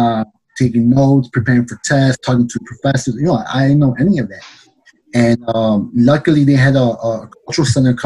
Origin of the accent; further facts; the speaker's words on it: Chicago, Illinois, United States; me born and raised in the city of Chicago